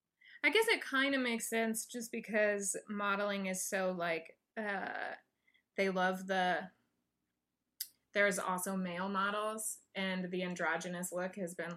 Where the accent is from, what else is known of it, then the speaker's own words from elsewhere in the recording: Wyoming, United States; moved away; also born or lived in Montana; But now it was all last week in Wyoming. I check the weather every day mm-hmm. in my hometown to see what it's at.